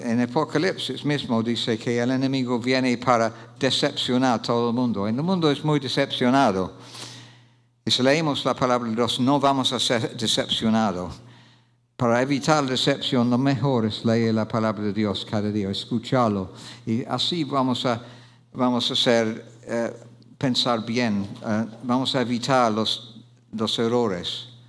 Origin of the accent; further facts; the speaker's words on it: Oxford, South East England, United Kingdom; Spanish is a second language; moved away; Yo soy de Oxford Inglaterra